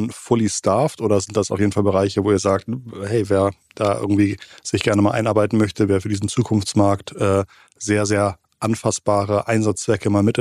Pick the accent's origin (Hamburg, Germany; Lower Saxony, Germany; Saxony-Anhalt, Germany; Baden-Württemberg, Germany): Hamburg, Germany; als Hamburger kann ich vielleicht einem Münchner nicht so wirklich Wettbewerb machen